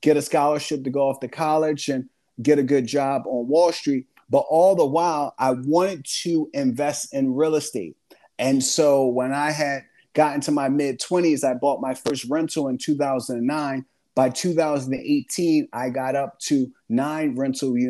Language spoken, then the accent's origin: English; Philadelphia, Pennsylvania, United States; I grew up in Philadelphia with six siblings and a single parent household